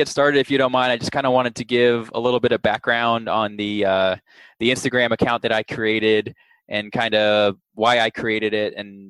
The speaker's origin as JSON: {"language": "English", "town": "Dallas", "region": "Texas", "country": "United States", "tie": "born or raised there", "said": "I'm born and raised in Dallas."}